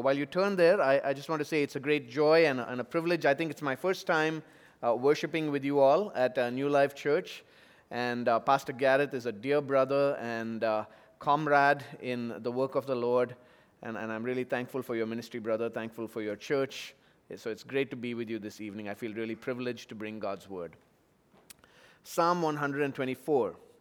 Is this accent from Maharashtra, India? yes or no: no; Chennai, Tamil Nadu, India; moved away; floods recently in, in my hometown, two thousand fifteen in Chennai